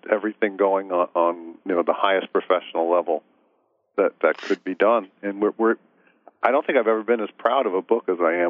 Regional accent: New York City, New York, United States; we grew up in Brooklyn, me and him

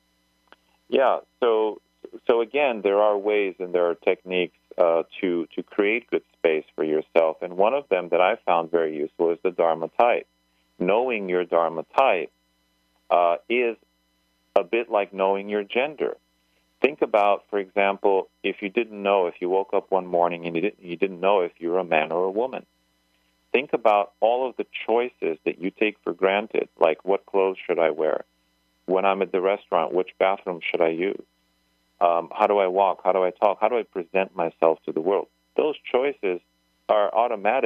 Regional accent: United States; I was born in the United States, for example. I'm American

